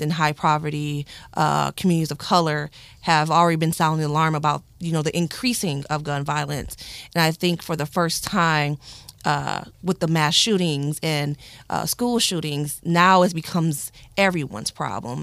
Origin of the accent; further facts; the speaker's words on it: Flint, Michigan, United States; born and raised in Flint, Michigan